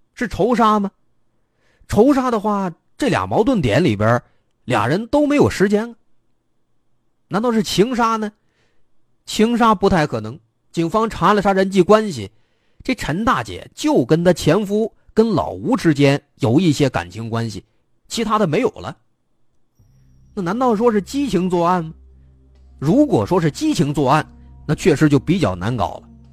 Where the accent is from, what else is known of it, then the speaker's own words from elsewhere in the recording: China; 我们中国人最注重的就是传宗接代